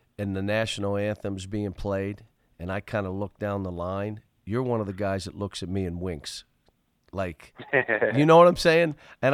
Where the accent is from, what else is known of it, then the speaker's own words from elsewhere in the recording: Pittsburgh, Pennsylvania, United States; But I grew up in Pittsburgh. They don't understand. I grew up in Pittsburgh. It's my home.